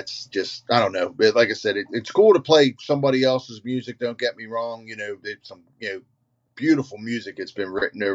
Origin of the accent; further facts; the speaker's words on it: Catonsville, Maryland, United States; I grew up in Catonsville, right down the street from where we're playing.